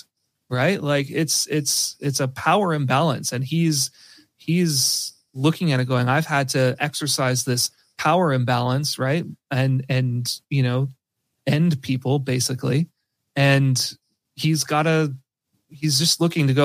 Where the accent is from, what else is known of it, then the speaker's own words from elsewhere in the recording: Canada; I'm Canadian